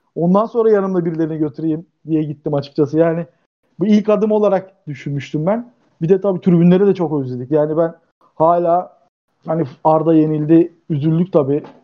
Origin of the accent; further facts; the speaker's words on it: Dzhebel, Kardzhali Province, Bulgaria; now in Turkey; ben Cebelliyim.